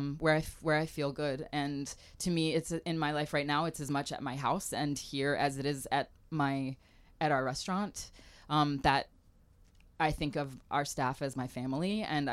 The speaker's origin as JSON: {"language": "English", "region": "Harare", "country": "Zimbabwe", "tie": "born there", "also_born_or_lived": "South Africa", "said": "I was born in Rhodesia when it was Salisbury, when it was actually Zimbabwe, Rhodesia, just before they gained their independence, and lived in South Africa for a while."}